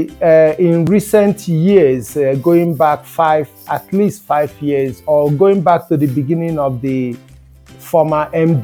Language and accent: English; Nigeria; being an African, growing up in Nigeria, where I was born